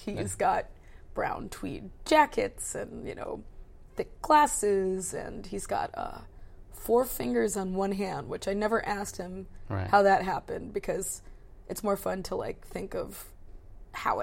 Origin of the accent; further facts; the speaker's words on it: between Baltimore and DC, Maryland, United States; I grew up in Maryland, between like Baltimore and DC